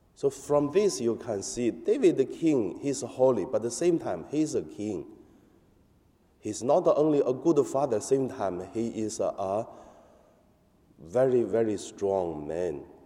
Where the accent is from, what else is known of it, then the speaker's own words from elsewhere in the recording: China; English is a second language; now in Hong Kong; In my hometown, the police come to our church in mainland